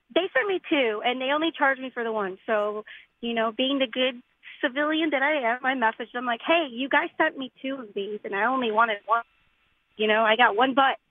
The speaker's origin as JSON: {"language": "English", "town": "Chicago", "region": "Illinois", "country": "United States", "said": "I'm from Chicago"}